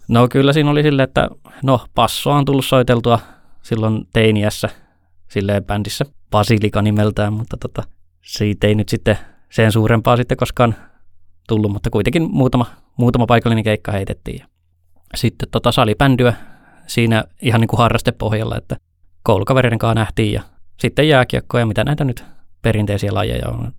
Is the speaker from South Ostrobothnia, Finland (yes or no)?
yes; Ylihärmä, South Ostrobothnia, Finland; also born or lived in Helsinki / Eastern Finland; kahdeksanvuotiaasta lähtien ollut Pohjanmaalla, Etelä-Pohjanmaalla Ylihärmässä